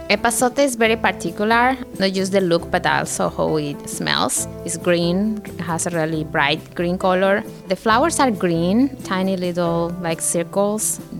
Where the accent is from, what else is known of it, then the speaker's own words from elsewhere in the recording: Yucatán, Mexico; moved away; I'm from Yucatan, Mexico. So I learned to use this plant from my mother. She's Yucateca Maya, I'm also Yucateca Maya